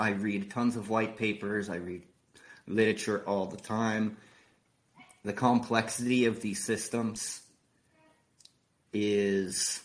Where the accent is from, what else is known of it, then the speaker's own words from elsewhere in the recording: San Diego, California, United States; now in Oklahoma, United States; I'm from San Diego, but I currently reside in Oklahoma.